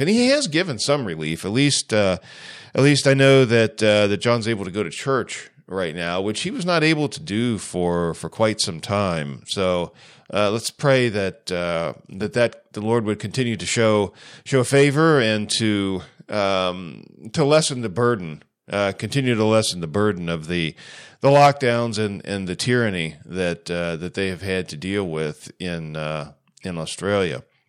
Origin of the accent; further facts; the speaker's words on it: Ohio, United States; I'm from Ohio